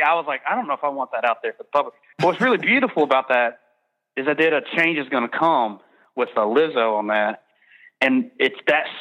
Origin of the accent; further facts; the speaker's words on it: Birmingham, Alabama, United States; we're from Birmingham, Alabama.